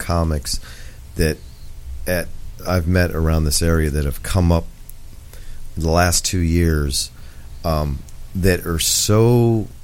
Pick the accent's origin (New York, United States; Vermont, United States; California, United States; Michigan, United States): New York, United States; moved away; also born or lived in Portland, Oregon; I'm from New York, and I was just back there